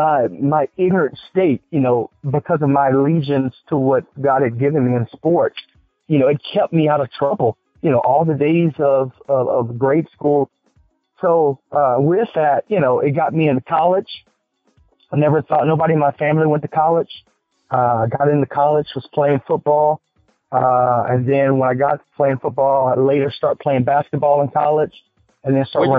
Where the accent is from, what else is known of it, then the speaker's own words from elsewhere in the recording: Texas, United States; moved away; also born or lived in Atlanta / Houston / San Francisco; I'm from Texas